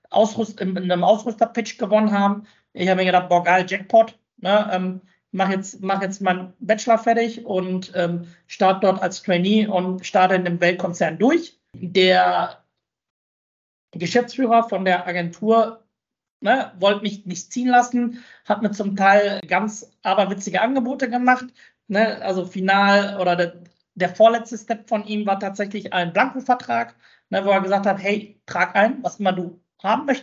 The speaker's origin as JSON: {"language": "German", "town": "Bochum", "region": "North Rhine-Westphalia", "country": "Germany", "tie": "born or raised there", "said": "Für mich gibt es nichts Schöneres und nichts Besseres als die Heimat. Ne? Und meine Heimat ist Bochum."}